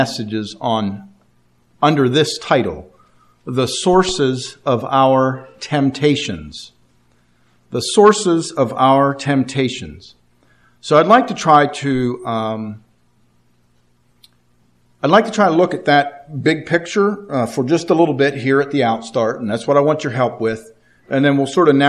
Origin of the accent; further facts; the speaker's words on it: Martinsburg, Pennsylvania, United States; also born or lived in Altoona, Pennsylvania; I was born and raised in Martinsburg, Pennsylvania